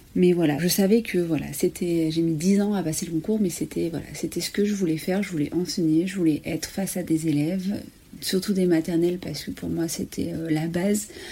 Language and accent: French; Ardèche, Auvergne-Rhône-Alpes, France; j'ai 35 ans, je viens d'Ardèche